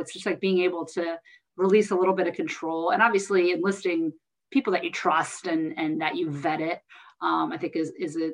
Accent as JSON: {"language": "English", "region": "New Jersey", "country": "United States", "said": "I'm from Jersey"}